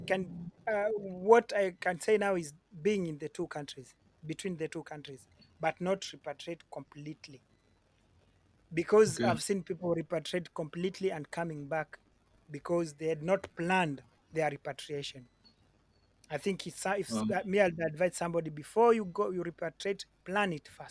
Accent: Kenya; moved away as an adult; now in Europe

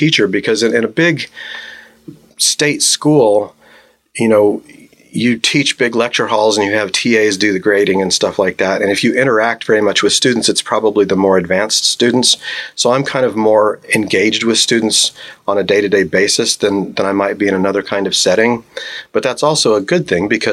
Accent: Colorado, United States; moved away as an adult; also born or lived in New Mexico / Arizona / Tucson, Arizona; I was born in New Mexico, grew up in Colorado, and went to grad school in Arizona

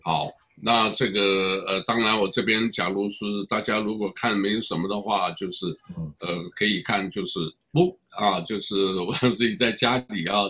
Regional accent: Taiwan; 我来自台湾啊，我当然老家是湖南衡阳

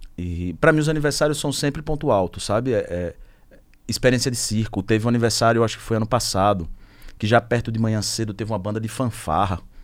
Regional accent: Sergipe, Brazil; eu sou sergipano

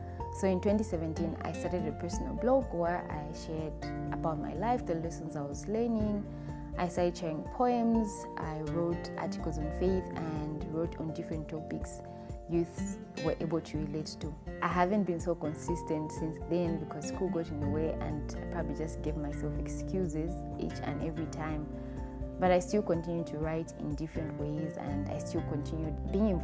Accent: Zambia; I was born and raised in Zambia, and that's where I currently live.

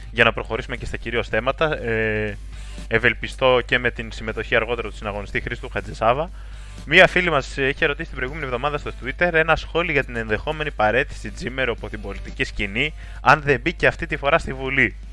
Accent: Greece; Οπότε προφανώς το Ισραήλ δεν είναι μια επιλογή την οποία θα μπορούσαμε συνειδητά ως Έλληνες εθνικιστές να επιλέξουμε.

